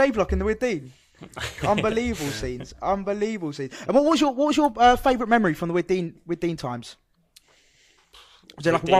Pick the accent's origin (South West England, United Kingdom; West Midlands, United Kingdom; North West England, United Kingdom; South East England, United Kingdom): South East England, United Kingdom; Brighton; also born or lived in Plymouth; She goes, "Oh, where are you from?" I was like, "Oh, Brighton."